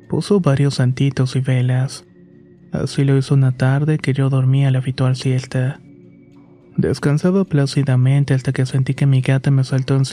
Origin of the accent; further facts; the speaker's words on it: Misiones, Argentina; now in Buenos Aires, Argentina; Soy originaria de Argentina y actualmente vivo en Buenos Aires, aunque mi provincia natal es Misiones. Fue ahí donde crecí y tuve al principio una buena infancia.